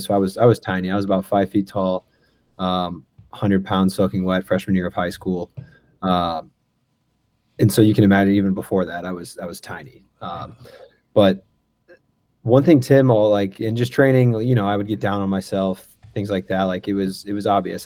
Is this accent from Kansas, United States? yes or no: no; St. Louis, Missouri, United States; moved away as an adult; also born or lived in Salt Lake City / Miami / Tampa / Chicago; I grew up down down in Oakville, um, off of Telegraph